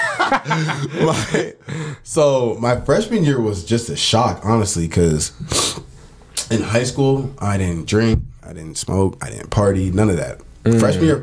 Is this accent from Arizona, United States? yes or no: yes; Arizona, United States; moved away as an adult; also born or lived in Brooklyn, New York / Florida; now in Missoula, United States; And then ended up in Arizona when I was about seven years old